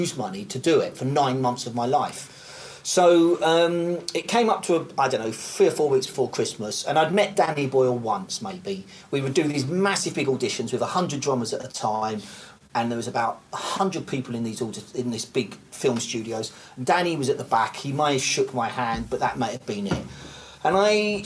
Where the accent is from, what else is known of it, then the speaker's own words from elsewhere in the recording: United Kingdom; me being British